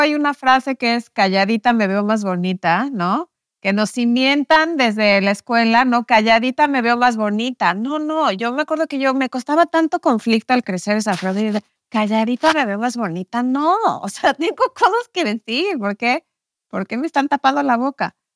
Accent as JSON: {"language": "Spanish", "country": "Mexico", "tie": "born or raised there", "also_born_or_lived": "New York", "moved": "as an adult", "said": "yo crecí en México en un, contexto, en una familia católica"}